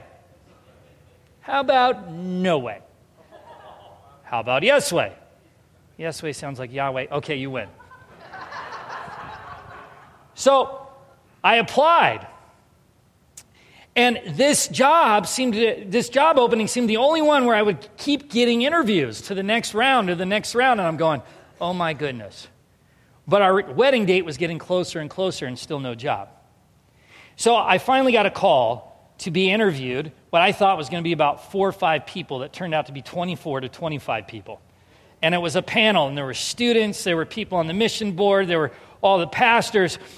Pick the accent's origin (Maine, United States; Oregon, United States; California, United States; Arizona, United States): California, United States; Southern; moved away as an adult; also born or lived in Winona, Minnesota; I'm from Southern California